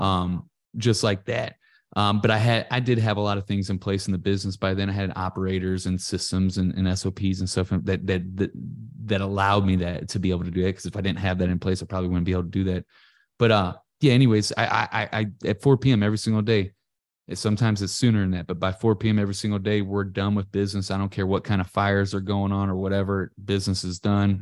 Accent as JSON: {"language": "English", "town": "Ferguson", "region": "Missouri", "country": "United States", "said": "I'm from Ferguson, Missouri"}